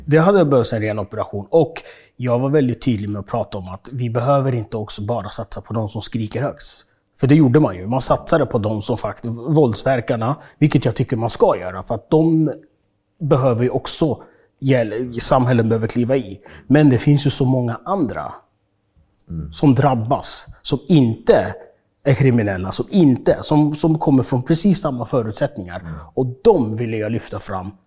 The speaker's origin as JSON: {"language": "Swedish", "town": "Stockholm", "region": "Stockholm County", "country": "Sweden", "tie": "born or raised there", "also_born_or_lived": "Uganda"}